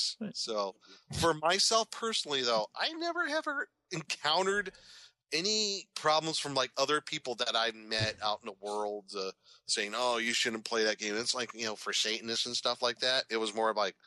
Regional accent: Nebraska, United States; I grew up in the Midwest. I grew up in Nebraska

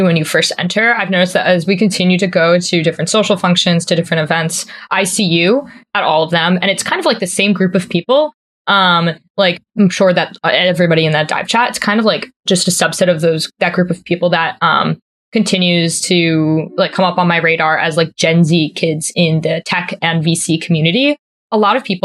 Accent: East Coast, United States; I'm from the East Coast, my family's here

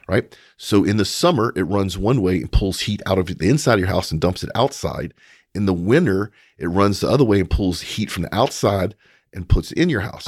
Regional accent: United States; as an American

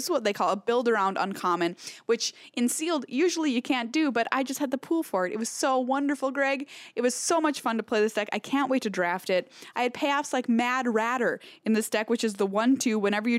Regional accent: Minnesota, United States; I'm so Minnesotan.

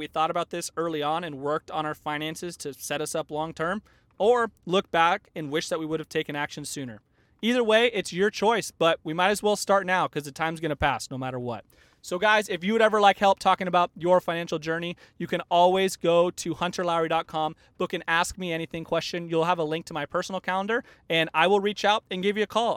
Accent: Tucson, Arizona, United States; moved away as an adult; now in Northern California, United States; I spent like 18 or 20 years of my life growing up in Tucson

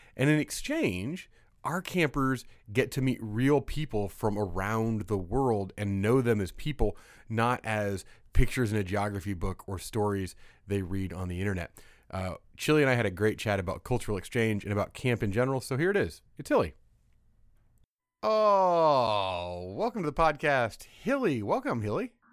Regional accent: Midwest, United States; moved away; also born or lived in California; I grew up kind of in the Midwest

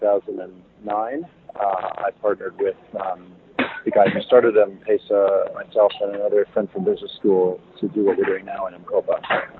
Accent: Toronto, Ontario, Canada; now in Kenya; I'm from Toronto originally

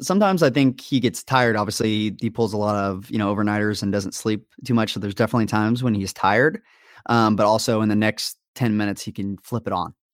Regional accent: Las Vegas, Nevada, United States; moved away as an adult; also born or lived in Kansas; I was born and raised in Vegas

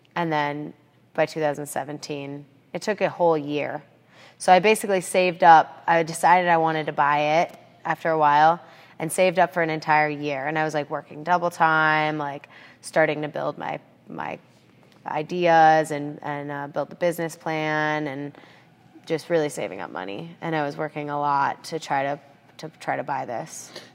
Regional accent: Aspen, Colorado, United States; moved away as an adult; also born or lived in San Francisco, California; I grew up in Aspen, Colorado

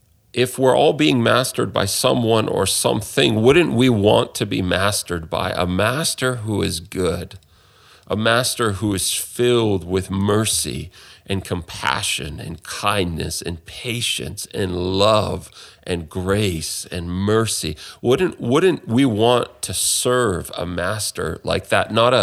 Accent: Canada; especially in the culture that I'm from, that I grew up in Canada, in the West

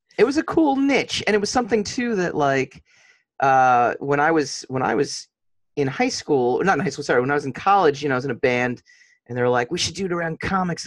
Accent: Nyack, New York, United States; we're in Nyack, actually, Nyack, New York

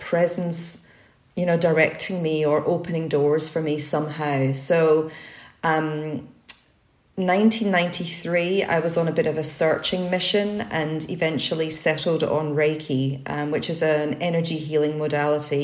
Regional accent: Scotland, United Kingdom; I was brought up in Scotland

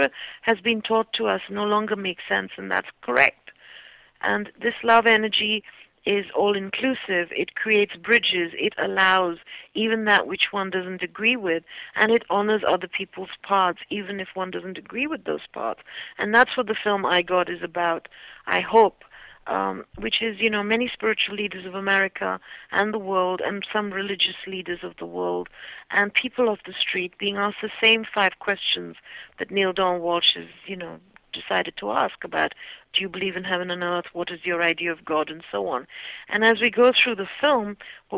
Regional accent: India; moved away; I'm Indian

